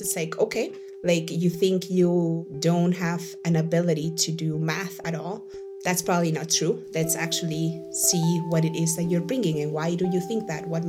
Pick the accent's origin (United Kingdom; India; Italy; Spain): Spain; moved away as an adult; also born or lived in Venezuela / Maracaibo, Venezuela; now in Boston, United States; So I'm originally from Venezuela, and I was raised a big part of my life in Spain.